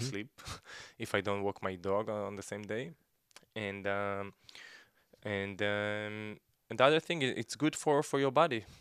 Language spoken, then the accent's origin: English; Gedera, Central District, Israel; moved away as an adult; also born or lived in Ezion; now in Tel Aviv, Israel; I was born in Ezion, uh, we moved to Gedera, I grew up in Gedera